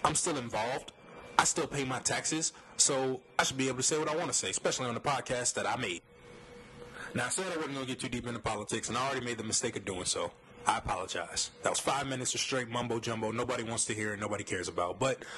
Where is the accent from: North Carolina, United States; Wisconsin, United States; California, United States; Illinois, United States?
Illinois, United States; East St. Louis; also born or lived in Florida; I grew up in East St. Louis. I lived in Florida for a large majority of my life. I don't speak with an accent.